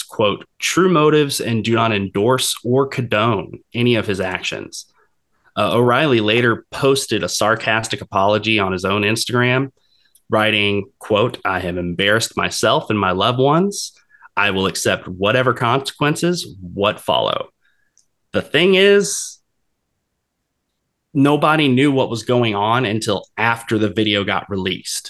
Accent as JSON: {"language": "English", "town": "Jacksonville", "region": "Florida", "country": "United States", "said": "I'm from Jacksonville"}